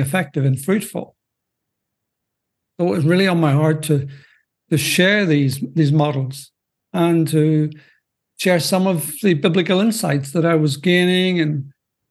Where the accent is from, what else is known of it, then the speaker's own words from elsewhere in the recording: Northern Ireland, United Kingdom; moved away as an adult; now in Belgium; as you may detect by my accent, I'm not from the U.S. I'm, in fact, originally from Northern Ireland, out of the U.K., but I've been a missionary in Belgium now for, well, coming up to 40 years, and that's where I'm currently living